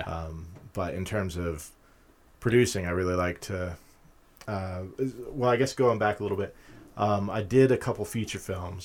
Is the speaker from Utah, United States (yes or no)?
yes; Utah, United States; moved away as an adult; also born or lived in California / London; now in Pittsburgh, United States; I grew up in Utah